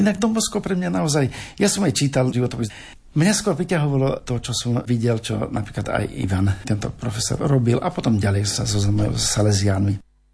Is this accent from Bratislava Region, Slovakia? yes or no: yes; Senec, Bratislava Region, Slovakia; moved away as an adult; also born or lived in Dubnica nad Váhom / Žilina / Sabinov; now in Partizánske, Slovakia; ja som zo Senca, Senec pri Bratislave